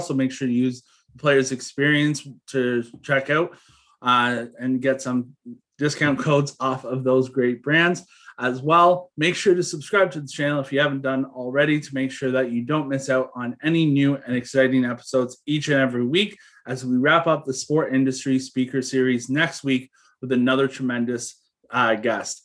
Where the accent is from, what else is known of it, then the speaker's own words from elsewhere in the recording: Toronto, Ontario, Canada; I grew up in Toronto